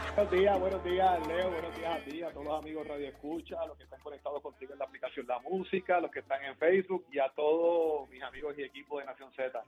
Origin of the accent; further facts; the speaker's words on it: Puerto Rico; soy el primer puertorriqueño que se gradúa de esa universidad